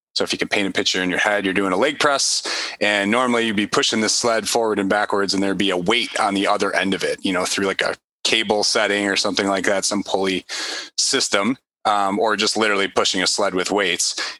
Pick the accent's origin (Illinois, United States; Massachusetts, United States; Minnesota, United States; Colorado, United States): Illinois, United States; Chicago; I'm from Chicago